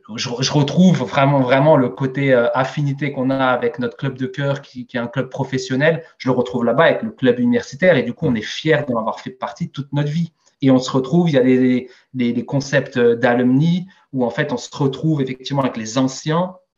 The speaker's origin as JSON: {"language": "French", "town": "Strasbourg", "region": "Grand Est", "country": "France", "tie": "born or raised there", "said": "je suis né et j'ai grandi en Alsace, à Strasbourg, précisément, un petit quartier nord qui s'appelle Enheim"}